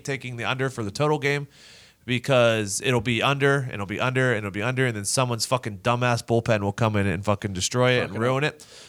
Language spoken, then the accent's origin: English; United States; I mean, I'm American.